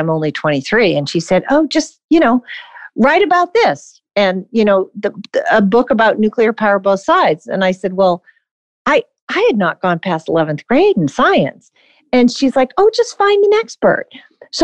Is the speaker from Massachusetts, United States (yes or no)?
yes; Boston, Massachusetts, United States; moved away as an adult; also born or lived in New York City / North Adams, Massachusetts; I grew up in Boston and the eastern part of the Massachusetts